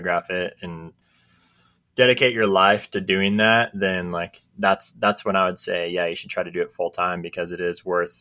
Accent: California, United States; now in Utah, United States; I'm from California

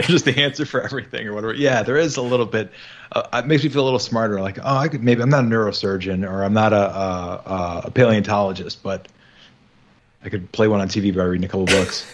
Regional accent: Midwest, United States; I'm from the Midwest

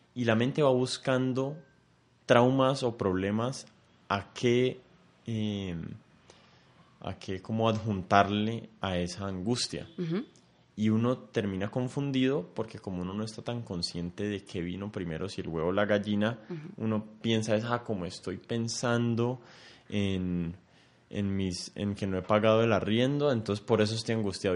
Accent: Colombia; somos colombianos

